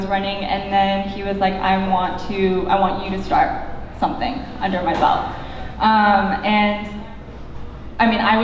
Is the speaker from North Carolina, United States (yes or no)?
no; Culver City, California, United States; was born and raised in Culver City.